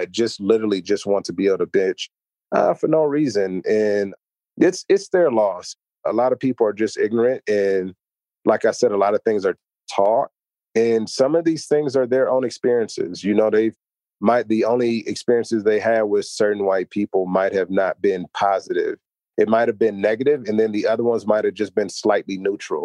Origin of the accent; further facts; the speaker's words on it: United States; I'm American, African American.